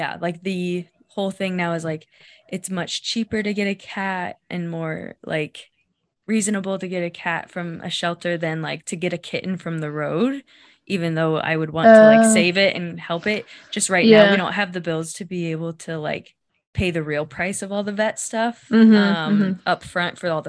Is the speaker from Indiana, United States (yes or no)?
yes; Indiana, United States; moved away; I'm from Indiana. My family's in Indiana.